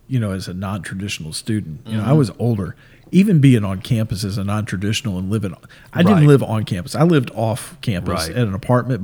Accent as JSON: {"language": "English", "region": "Kentucky", "country": "United States", "said": "we're from Kentucky."}